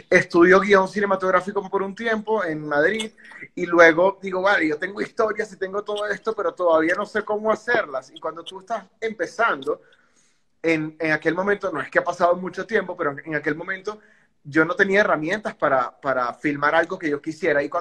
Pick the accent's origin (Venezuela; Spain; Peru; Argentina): Venezuela; venezolano, 33 años y pico.